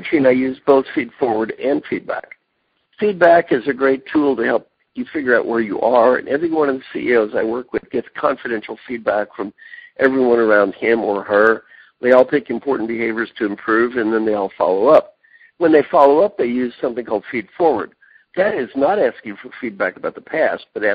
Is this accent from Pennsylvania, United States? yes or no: no; Kentucky, United States; moved away as an adult; also born or lived in Indiana / California; I'm from Kentucky, went to school in Indiana